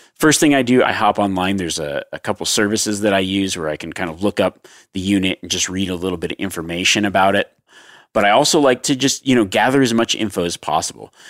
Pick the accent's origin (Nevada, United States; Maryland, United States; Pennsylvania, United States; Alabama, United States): Nevada, United States; my home state of Nevada